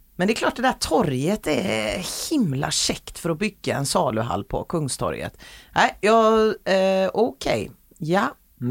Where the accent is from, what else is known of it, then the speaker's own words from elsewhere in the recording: Gothenburg, Västra Götaland, Sweden; jag är göteborgare